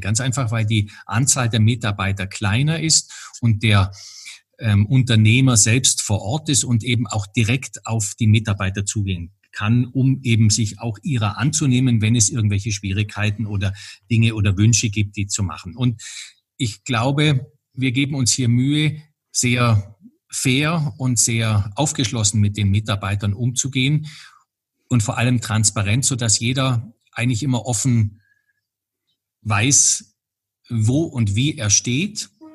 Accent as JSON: {"language": "German", "region": "Bavaria", "country": "Germany", "said": "bei uns in Bayern"}